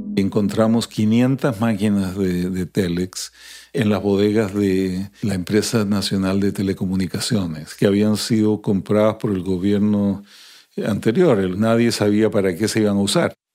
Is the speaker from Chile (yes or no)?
yes; Santiago, Santiago Metropolitan Region, Chile; born or raised there; also born or lived in Bolivia